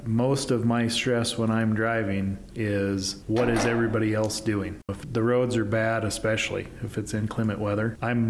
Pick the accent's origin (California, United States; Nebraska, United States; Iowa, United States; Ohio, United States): Nebraska, United States; now in Utah, United States